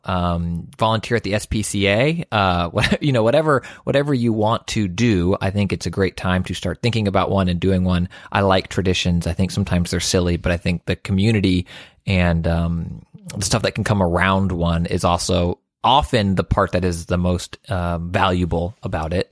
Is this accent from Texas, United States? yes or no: yes; Houston, Texas, United States; I'm from Houston